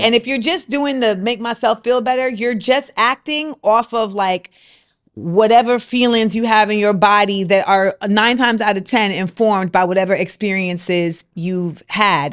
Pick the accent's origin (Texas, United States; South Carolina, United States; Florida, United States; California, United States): Florida, United States; Orlando; moved away; also born or lived in New York; what I grew up around in Orlando